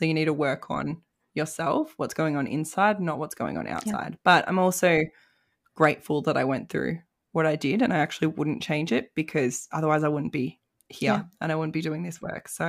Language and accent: English; Melbourne, Victoria, Australia; now in Tasmania, Australia; My family, I'm from Melbourne originally, so it means I get to come home.